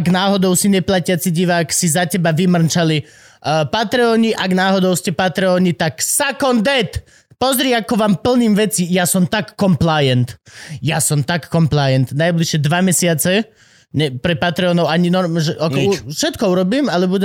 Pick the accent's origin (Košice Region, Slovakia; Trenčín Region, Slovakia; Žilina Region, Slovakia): Žilina Region, Slovakia; Dolný Kubín; mám 35 rokov, som z Dolného Kubina, za svoj život som toho stihol viacej ako bežný občan.